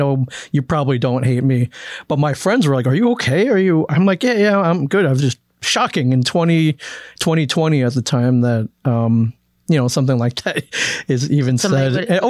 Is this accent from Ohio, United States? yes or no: yes; Cleveland, Ohio, United States; born there; So, I was born in this country. I was born in Cleveland, Ohio.